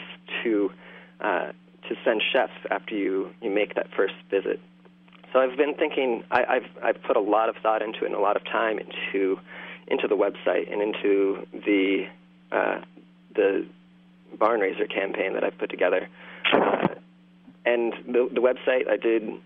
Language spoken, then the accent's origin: English; Eastern Massachusetts, United States; moved away as an adult; also born or lived in Cazadero, California / Sebastopol, California; now in Whitefield, Maine, United States; I grew up in the Northeast